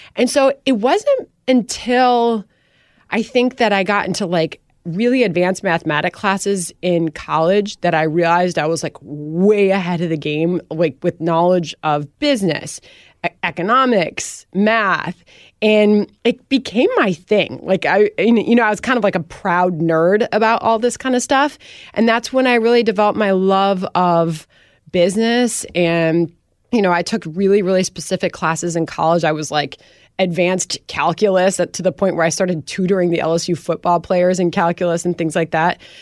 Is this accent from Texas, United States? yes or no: no; Wheaton, Illinois, United States; moved away; also born or lived in Winfield, Illinois; And they raised me in that house, and they raised me in that town